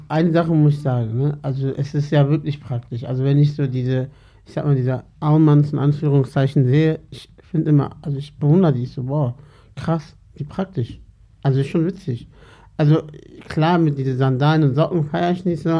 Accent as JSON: {"language": "German", "town": "Salzgitter", "region": "Lower Saxony", "country": "Germany", "said": "ich komme aus der Gitter"}